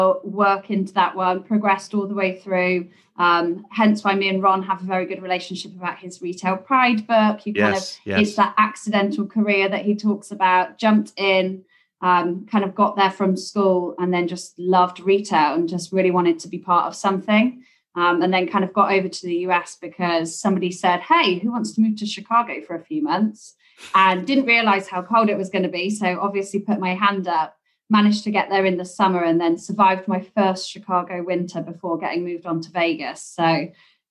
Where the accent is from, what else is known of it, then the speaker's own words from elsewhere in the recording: England, United Kingdom; accent: English; moved away as an adult; now in New York, United States; my English accent obviously gives me away. I wasn't born here. I came across to the US about 10 years ago.